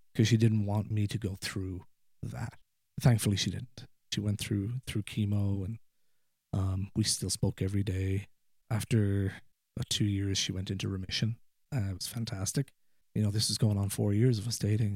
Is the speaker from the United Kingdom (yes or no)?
no; Ireland; accent: Irish; moved away as an adult; now in Ohio, United States; where I grew up in, in rural Ireland, there's a lot of hills and mountains